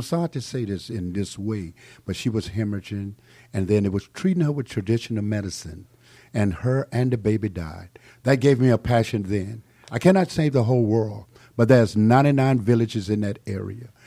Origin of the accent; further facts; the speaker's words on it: South Carolina, United States; moved away; also born or lived in Atlanta; I was born in South Carolina. I was born in nineteen forty-six. I had no running water, no electric lights, no inside plumbing